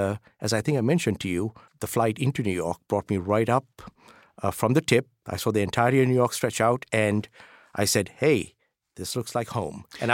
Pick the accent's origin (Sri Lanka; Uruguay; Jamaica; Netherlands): Sri Lanka; Colombo, Western Province; But I grew up in Colombo, Sri Lanka, so K through 12.